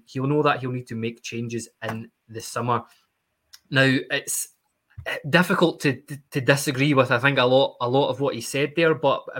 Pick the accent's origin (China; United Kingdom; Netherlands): United Kingdom; East Kilbride, Scotland; I'm from East Kilbride.